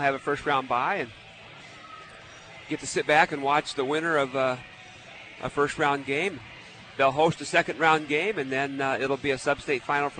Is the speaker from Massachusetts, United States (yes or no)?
no; Marshalltown, Iowa, United States; I grew up in Marshalltown.